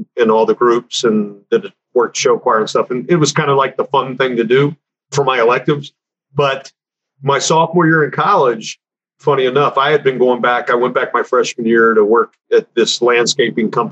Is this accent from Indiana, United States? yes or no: no; Northern Kentucky, United States; moved away as an adult; my hometown up in Northern Kentucky